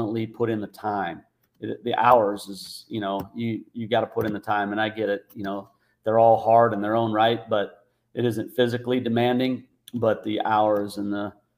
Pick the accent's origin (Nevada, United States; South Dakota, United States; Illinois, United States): South Dakota, United States; moved away as an adult; also born or lived in Tustin, California; I grew up in a little town in South Dakota